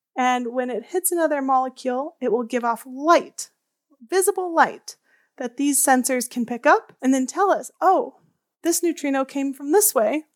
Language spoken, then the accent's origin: English; outside of Chicago, Illinois, United States; I grew up outside of Chicago in the Midwest